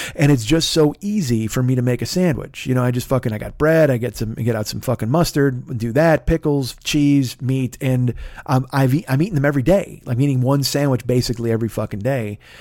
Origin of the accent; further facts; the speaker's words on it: Midwest, United States; I grew up in the Midwest and I grew up in a union house